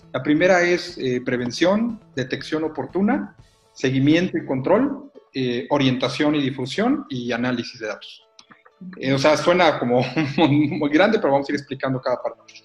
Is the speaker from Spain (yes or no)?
no; Mexico; los mexicanos nos gusta usar WhatsApp